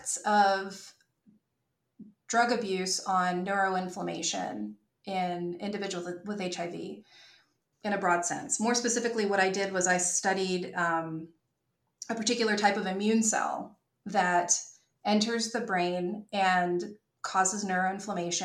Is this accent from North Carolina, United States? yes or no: yes; North Carolina, United States; also born or lived in New York / Izumi, Japan; I'm from North Carolina. My parents are here